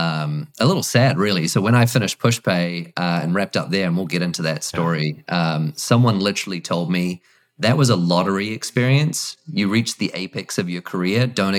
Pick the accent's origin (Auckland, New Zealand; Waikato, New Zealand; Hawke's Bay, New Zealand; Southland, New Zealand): Auckland, New Zealand; now in Dallas, United States; So yeah, from Auckland, New Zealand, grew up there.